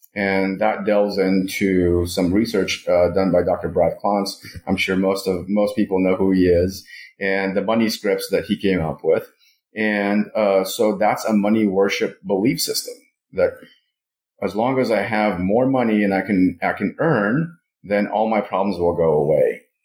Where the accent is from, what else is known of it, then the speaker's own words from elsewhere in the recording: Moscow, Russia; now in United States; I was born and raised in Moscow